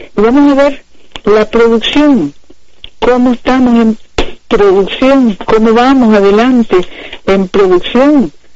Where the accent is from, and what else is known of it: Nicaragua